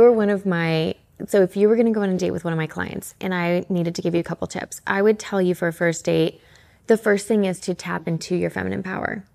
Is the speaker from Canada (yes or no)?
yes; Canada; moved away; also born or lived in Atlanta; I'm originally from Canada, but I ended up in Atlanta.